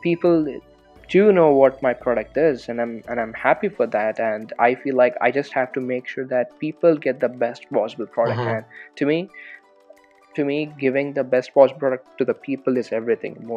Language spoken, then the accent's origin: English; Hyderabad, Telangana, India; moved away as an adult; also born or lived in California; now in United States; I'm from Hyderabad